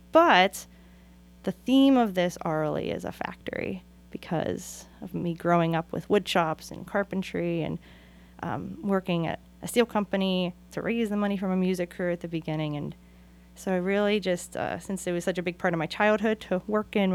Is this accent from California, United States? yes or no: yes; Oakland, California, United States; also born or lived in Pittsburgh; And that's why I always say welcome to Oakland because I'm from Oakland and Pittsburgh